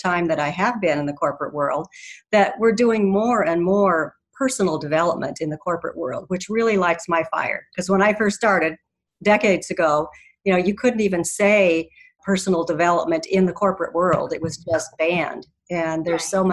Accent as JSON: {"language": "English", "region": "Colorado", "country": "United States", "said": "I am from Colorado"}